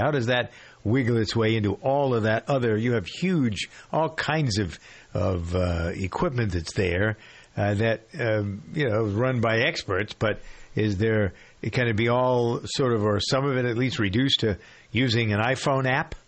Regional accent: Framingham, Massachusetts, United States; my hometown of uh, Framingham

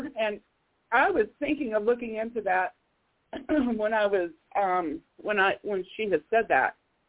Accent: Colorado, United States; I'm from Colorado.

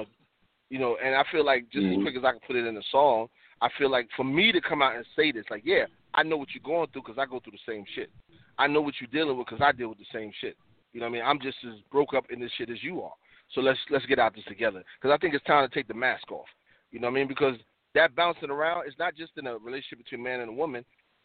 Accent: New York City, New York, United States; I'm from Harlem, you know, the Bronx.

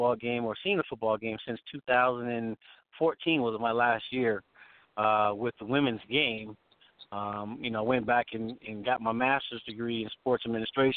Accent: Long Beach, California, United States; now in Las Vegas, United States; I'm from the South Bay, Long Beach area

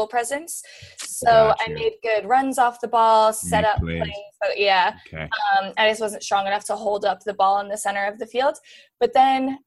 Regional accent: Wall Township, New Jersey, United States; moved away as an adult; also born or lived in Queens, New York / Atlanta, Georgia; now in Los Angeles, United States; I'm from the shore, Monmouth County. I grew up in a town called Wall Township

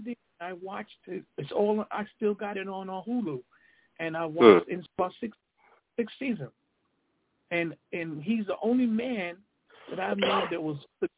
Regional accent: New York, United States; we're both from New York.

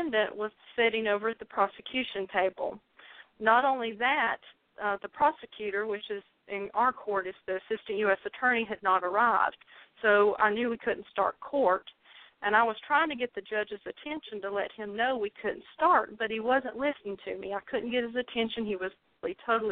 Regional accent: North Carolina, United States; accent: southern drawl; excuse the southern drawl. I am from North Carolina.

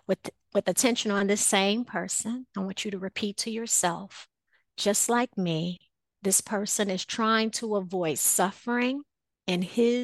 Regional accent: Chicago, Illinois, United States; growing up in Chicago, on the south side of Chicago, a lot of times, although, you know, my home, was in a community where I wasn't necessarily afraid to go outside.

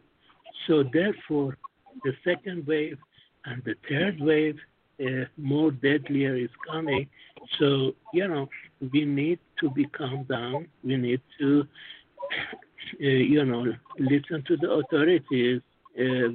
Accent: United States; moved away; I'm American, but I work in Asia

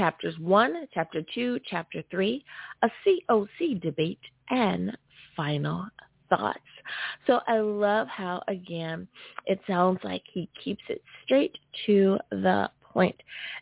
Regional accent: United States; my home country, the great UA

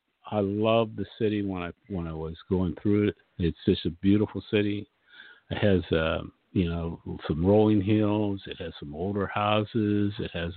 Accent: Mercer, Pennsylvania, United States; I'm from a little town originally in Pennsylvania called Mercer, Pennsylvania. I tell people it's the intersection of interstates, highways 79 and 80, just a little hole in the wall.

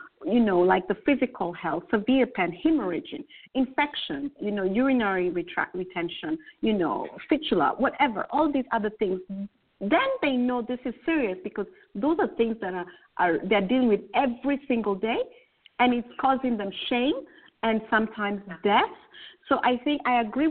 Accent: Kenya; I'm original. I'm from Kenya myself.

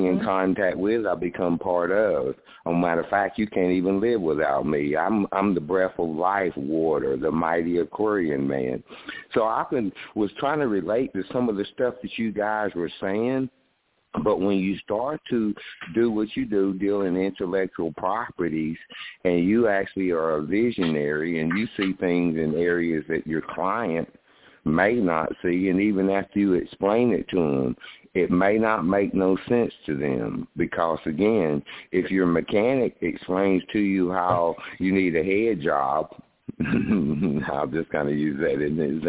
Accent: White County, the South, Tennessee, United States; I'm from White County. I was born 4 miles from where the KKK was originated in White County.

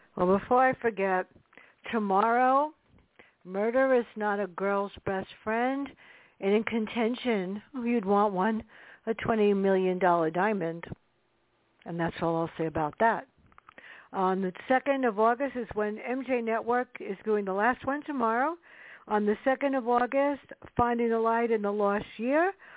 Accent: New York City, New York, United States; now in Westchester, United States; I was brought up in the South Bronx

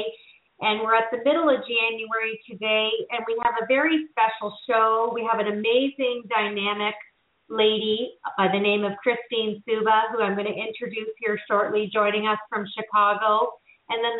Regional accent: Canada; moved away; back to my home country of Canada

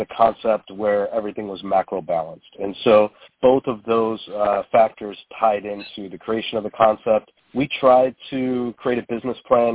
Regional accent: Toledo, Ohio, United States; I grew up in Toledo, and this is uh, where we founded our concept

